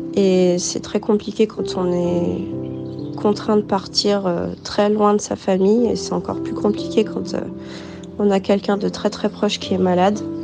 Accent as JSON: {"language": "French", "country": "France", "tie": "born or raised there", "moved": "as an adult", "lives_now": "Houston, United States"}